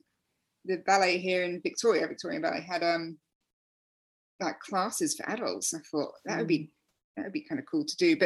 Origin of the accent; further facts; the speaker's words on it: England, United Kingdom; now in Melbourne, Australia; I'm English